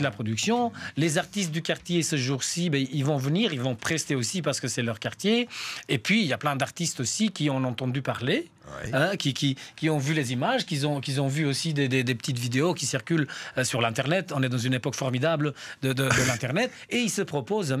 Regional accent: Saint-Gilles, Brussels-Capital Region, Belgium; chez nous à Saint-Gilles

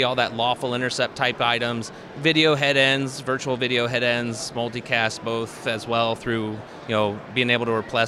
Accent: Wapakoneta, Ohio, United States; Yeah, I'm from Wapakoneta, Ohio. It's the home of Neil Armstrong and the Neil Armstrong Air and Space Museum.

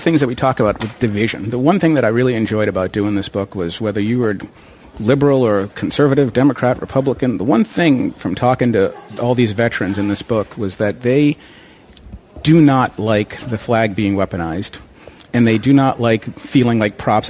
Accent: Plymouth, Massachusetts, United States; also born or lived in Dorchester, Boston, Massachusetts; I grew up in Dorchester and then down in Plymouth

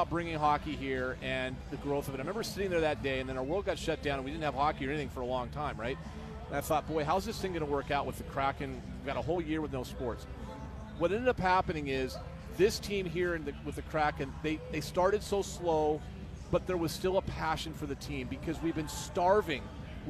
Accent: Seattle, Washington, United States; I grew up in Seattle.

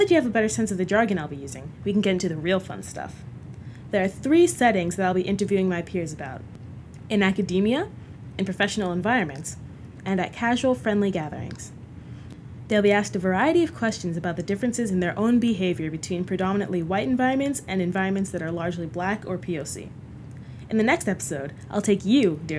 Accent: United States; as a child of two Nigerian immigrants, I am a first-generation American.

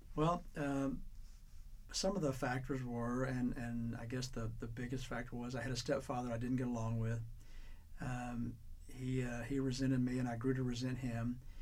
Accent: Little Rock, Arkansas, United States; I was born here in Little Rock, Arkansas, November 27, 1950

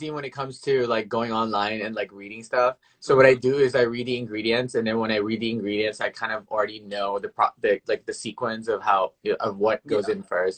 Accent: Memphis, Tennessee, United States; moved away as an adult; now in New York City, United States; I'm from Memphis, Tennessee

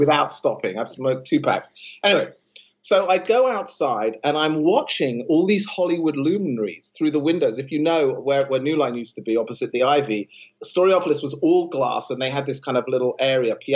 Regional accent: London, United Kingdom; moved away as an adult; I come from London.

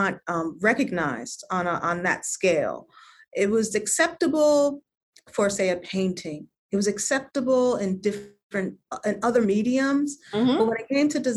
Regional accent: Norwalk, Connecticut, United States; moved away; I grew up in Norwalk, Connecticut

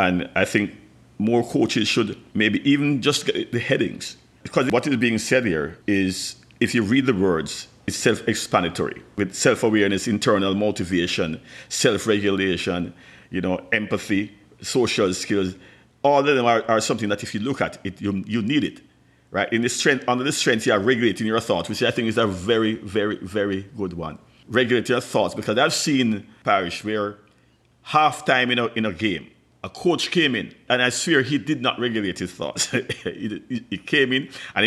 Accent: Jamaica; I'm from the Caribbean, Jamaica to be specific.

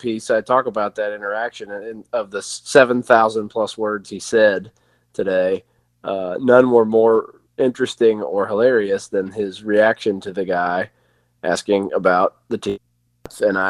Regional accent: Tennessee, United States; I mean, my whole family, I'm from Tennessee. Everyone in my family sounds like they are straight out of Deliverance.

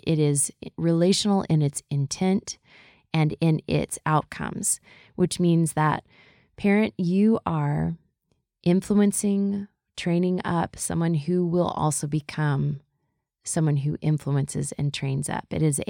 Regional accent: the South, United States; And we grew up in the South, as I think we've mentioned a little bit. At least there was a bunch of Southern influence as I moved around the world.

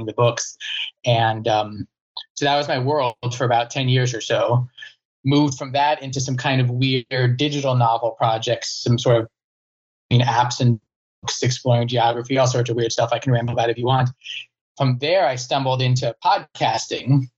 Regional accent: Virginia, United States; I'm from Virginia

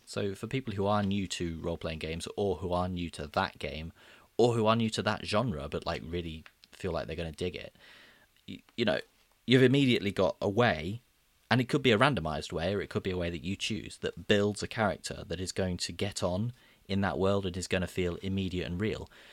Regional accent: Midlands, United Kingdom; I'm from the Midlands

